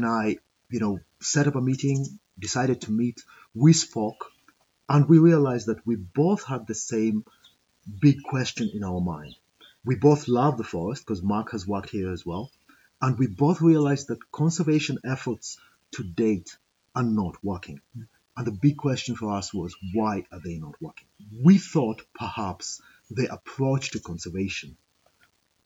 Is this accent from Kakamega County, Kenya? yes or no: yes; Kakamega, Kakamega County, Kenya; also born or lived in Nairobi; I grew up in Kakamega. I was born in Nairobi, but I grew up here in Kakamega. So this is home.